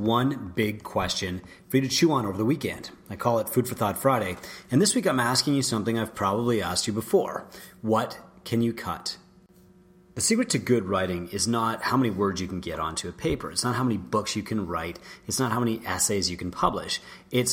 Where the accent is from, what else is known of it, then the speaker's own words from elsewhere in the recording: St. Joseph Island, Ontario, Canada; I grew up on St. Joseph Island, which used to be a massive apple producer in Canada.